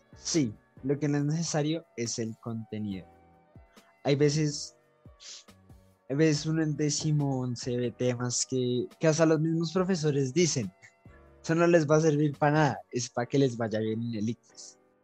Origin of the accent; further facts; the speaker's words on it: Colombia; tenemos como colombianos